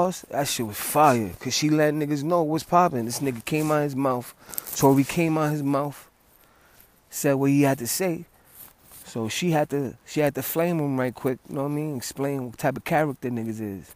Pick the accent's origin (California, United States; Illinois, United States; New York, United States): New York, United States; New York City; I'm from the Bronx